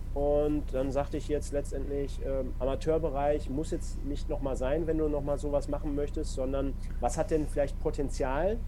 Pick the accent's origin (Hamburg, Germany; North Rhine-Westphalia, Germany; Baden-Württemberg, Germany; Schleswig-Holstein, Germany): North Rhine-Westphalia, Germany; Duisburg; bei mir halt gebürtige Duisburger